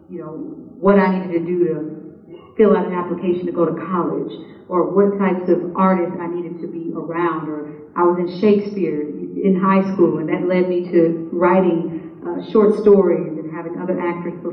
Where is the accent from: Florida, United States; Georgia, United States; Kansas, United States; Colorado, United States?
Kansas, United States; Kansas City; I'm from Kansas City and one of the poorest counties, Wyandotte County